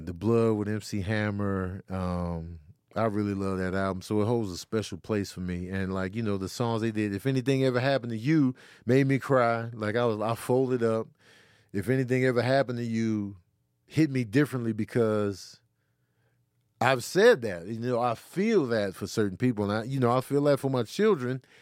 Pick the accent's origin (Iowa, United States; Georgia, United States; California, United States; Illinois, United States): Illinois, United States; Chicago; also born or lived in Grand Rapids, Michigan; I was born in Grand Rapids, Michigan, but raised in Chicago